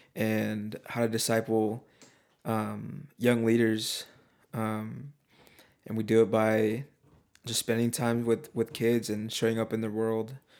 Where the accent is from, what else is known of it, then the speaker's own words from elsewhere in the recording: Oregon, United States; moved away; we're both from Oregon